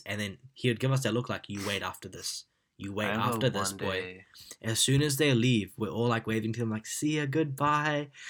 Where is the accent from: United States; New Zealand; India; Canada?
India; But now, man, I actually love our culture. Like, I love being Indian. I love our food, our music, the way we are.